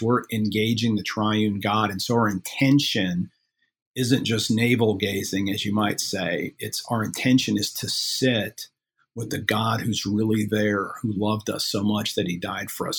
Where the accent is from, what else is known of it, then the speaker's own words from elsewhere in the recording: Midwest, United States; I'm from the Midwest